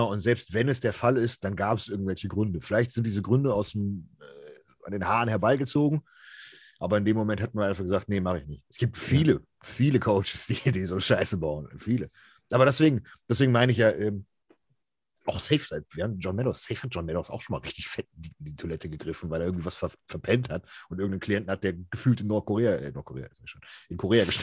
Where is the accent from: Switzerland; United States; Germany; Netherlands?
Switzerland; deutschsprachiger Raum, jetzt nicht deutsch, sondern als Schweizer, ja.